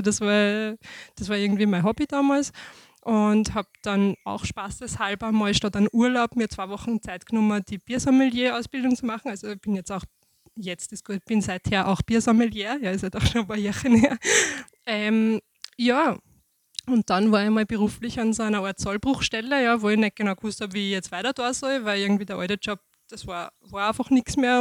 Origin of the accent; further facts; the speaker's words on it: Mostviertel, Lower Austria, Austria; moved away as an adult; also born or lived in Vienna / Stockerau / St. Pölten; now in Waldviertel, Austria; ich bin gebürtig eigentlich aus dem Mostviertel, also quasi vom komplett gegenüberliegenden Ende dieses Bundeslandes